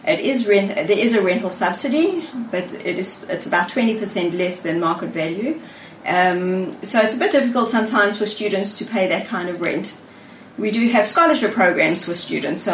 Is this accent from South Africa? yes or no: yes; South Africa; accent: South African; moved away as an adult; now in Israel; I learned a lot from my parents growing up in South Africa